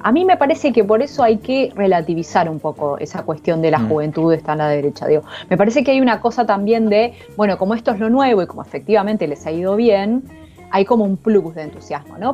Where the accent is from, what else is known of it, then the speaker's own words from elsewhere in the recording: Viedma, Río Negro, Argentina; yo soy de Vietnam, de Río Negro